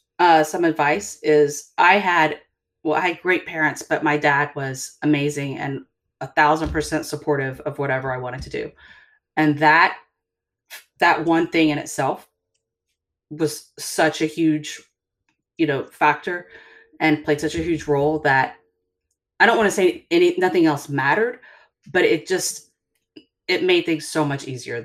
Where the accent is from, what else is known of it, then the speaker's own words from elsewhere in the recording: the South, United States; growing up in the South